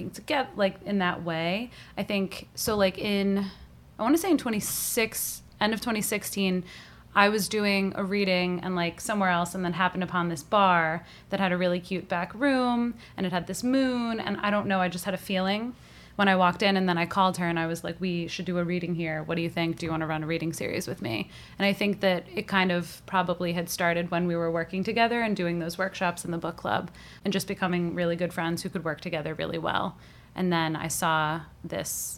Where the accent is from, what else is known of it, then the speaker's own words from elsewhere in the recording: Long Island, New York, United States; moved away as an adult; now in New York City, United States; We're both from Long Island